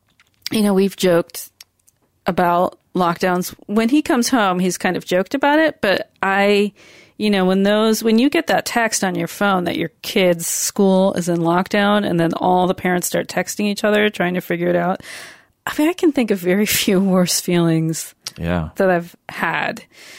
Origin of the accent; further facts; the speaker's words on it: New York, United States; And I definitely experienced it as a New Yorker, but I was back in Seattle.